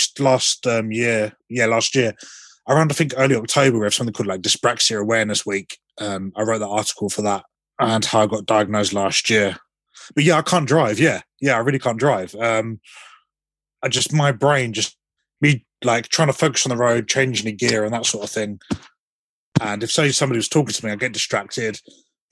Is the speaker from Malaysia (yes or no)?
no; Southend-on-Sea, East of England, United Kingdom; my hometown team, Southend United